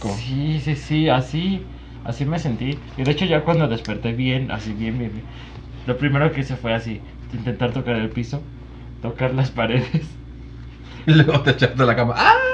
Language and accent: Spanish; Puebla, Mexico; Soy de Puebla